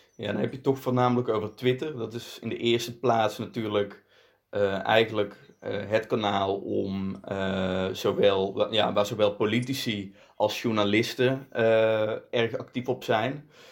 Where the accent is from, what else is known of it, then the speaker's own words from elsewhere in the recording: Netherlands; kom uit Nederland. Eh, overigens wel Belgische roots. Mijn vader komt uit eh, Belgisch Limburg